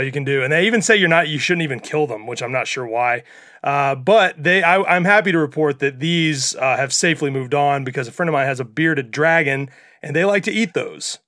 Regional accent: Mississippi, United States; I'm from Mississippi

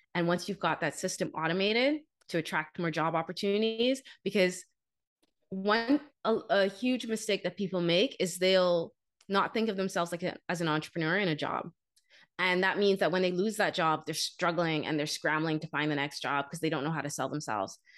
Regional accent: Bahamas; moved away as an adult; also born or lived in Canada; I'm originally from the Bahamas

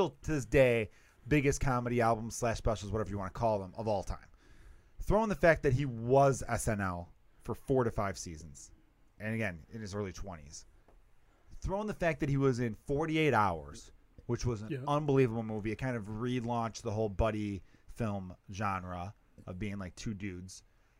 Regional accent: New Jersey, United States; I'm from Jersey.

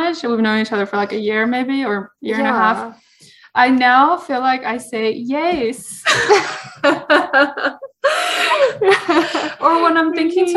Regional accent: United States; I was from America

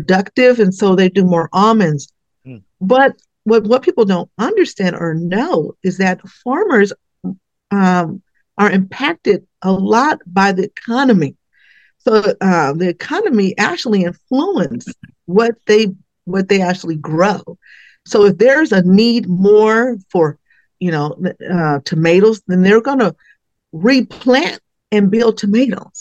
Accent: Richmond, California, United States; moved away as an adult; now in Solano County, United States; I am a native from Richmond, California. So, and then I moved here 30 years ago

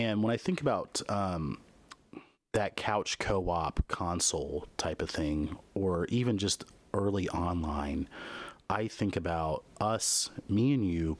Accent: Midwest, United States; Most of my gaming on console was done at friends' houses, your house, when I was growing up in the Midwest, at other people's houses.

